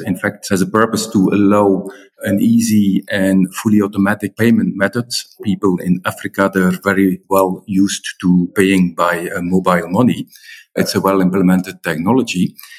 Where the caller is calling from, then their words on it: Brussels, Brussels-Capital Region, Belgium; I'm calling in from Brussels